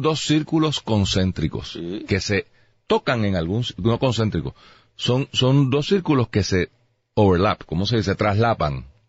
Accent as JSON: {"language": "Spanish", "country": "Puerto Rico", "said": "Yo soy boricua"}